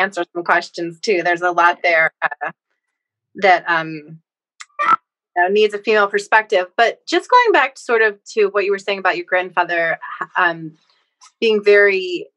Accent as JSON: {"language": "English", "area": "near Philadelphia", "region": "Pennsylvania", "country": "United States", "tie": "born or raised there", "accent": "Philly", "said": "I grew up near Philly"}